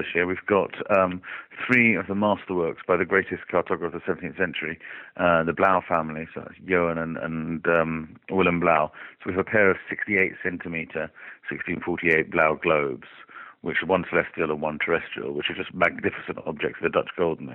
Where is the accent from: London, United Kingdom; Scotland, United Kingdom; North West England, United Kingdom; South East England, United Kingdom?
South East England, United Kingdom; Oxford; my hometown, which is Oxford